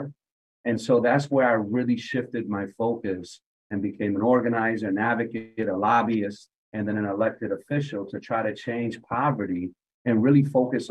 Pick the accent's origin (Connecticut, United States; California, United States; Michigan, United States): Connecticut, United States; Hartford; I had a very unique experience growing up in Hartford